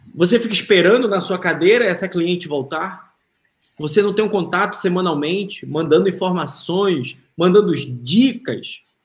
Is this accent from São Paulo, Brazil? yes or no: no; Manaus, Amazonas, Brazil; moved away as an adult; now in United States; sou de Manaus.